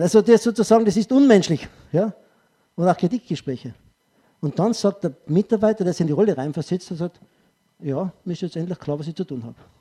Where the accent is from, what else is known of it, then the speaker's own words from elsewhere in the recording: Tyrol, Austria; ich sage als Tiroler